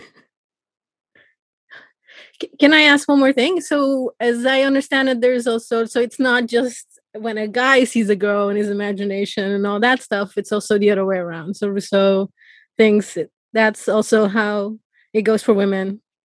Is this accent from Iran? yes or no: yes; Iran; moved away; I'm originally from Iran